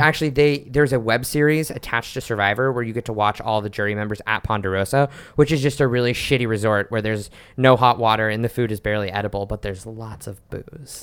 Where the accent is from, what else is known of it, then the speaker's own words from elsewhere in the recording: Oklahoma City, Oklahoma, United States; now in New York, United States; I was out as queer growing up in Oklahoma City